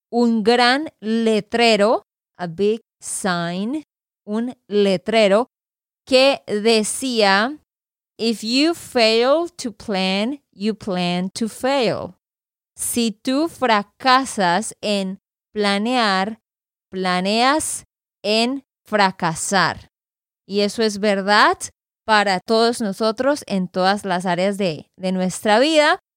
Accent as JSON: {"language": "Spanish", "region": "Santander", "country": "Colombia", "said": "de Santander, Colombia."}